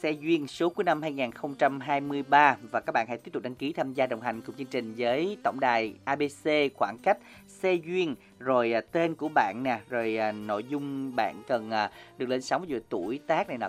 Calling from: Long An, Vietnam; Dạ em đến từ Long An.

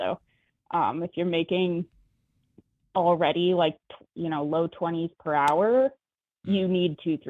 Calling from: Bay Area, California, United States; calling in from the Bay Area.

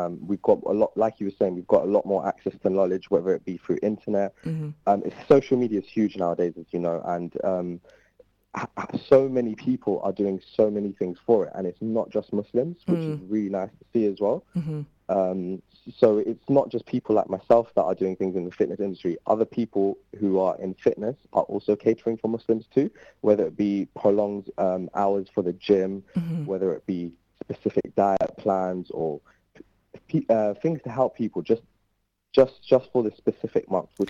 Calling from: London, United Kingdom; I'm calling from London, Wembley.

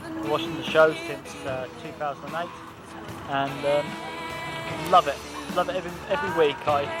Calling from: Bracknell, South East England, United Kingdom; calling from Bracknell, a town just outside London.

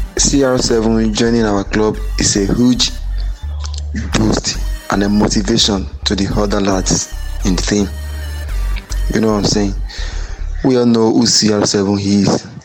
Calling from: Ibadan, Oyo, Nigeria; calling from Ibadan City here in Nigeria

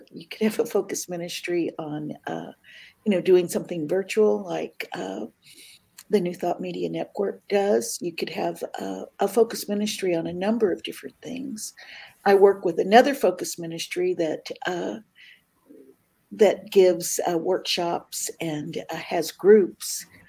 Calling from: Riverside, California, United States; Today, I am in Riverside, California today. Tonight, okay, I'll be in the Bay Area.

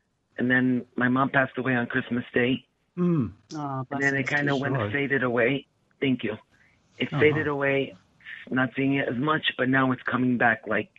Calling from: Michigan, United States; I'm calling from Michigan.

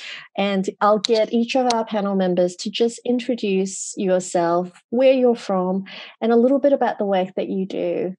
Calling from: Gordon, New South Wales, Australia; I'm zooming in from Gordon, New South Wales, which is the Gurungai Nation of the Darramurragal or Darug people.

